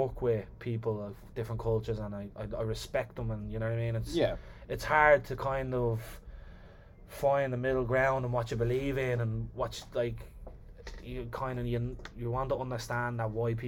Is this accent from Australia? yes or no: no; Ireland; as an Irish man